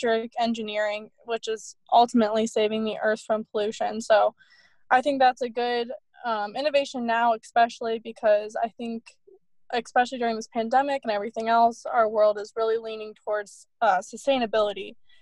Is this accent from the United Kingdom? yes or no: no; Columbus, Ohio, United States; I'm originally from Columbus, Ohio